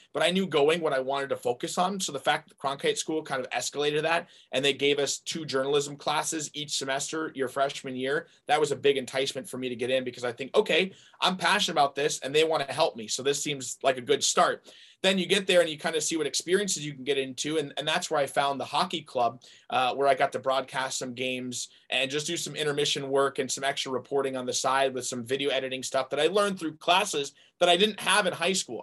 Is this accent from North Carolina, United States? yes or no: yes; North Carolina, United States; moved away as an adult; also born or lived in Arizona; my my hometown unc and i was going to be a tar heel